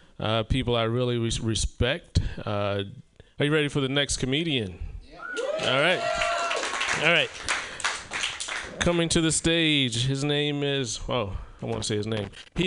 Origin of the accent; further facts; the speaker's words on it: Southern United States, United States; I'm from the South. And to escape the bitter racism of the South, I moved to Oregon.